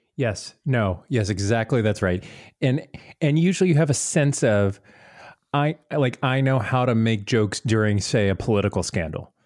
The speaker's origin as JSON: {"language": "English", "town": "Tampa", "region": "Florida", "country": "United States", "tie": "born or raised there", "said": "I grew up in the Tampa Bay area"}